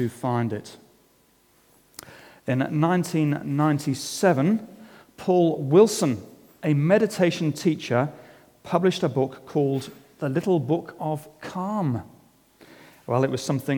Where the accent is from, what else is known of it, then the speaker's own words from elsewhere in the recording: England, United Kingdom; As an Englishman